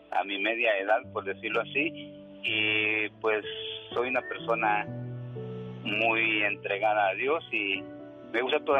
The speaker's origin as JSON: {"language": "Spanish", "country": "Honduras", "tie": "born or raised there", "moved": "as an adult", "lives_now": "United States", "said": "Soy nacido en Honduras"}